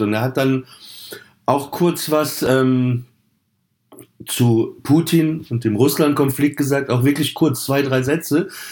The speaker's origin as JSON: {"language": "German", "town": "Papenburg", "region": "Lower Saxony", "country": "Germany", "tie": "born or raised there", "said": "ich bin in Papenburg aufgewachsen"}